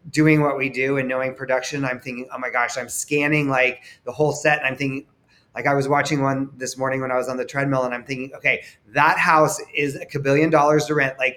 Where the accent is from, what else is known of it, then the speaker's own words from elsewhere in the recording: Austin, Texas, United States; also born or lived in Baton Rouge, United States / Denver, United States; I was born in Baton Rouge, Louisiana my dad was in law school at LSU, and then he was also in the military, in the Air Force. So then we moved to Colorado, and then I lived in Denver from two to ten, no, two to twelve, and then we moved to Austin, Texas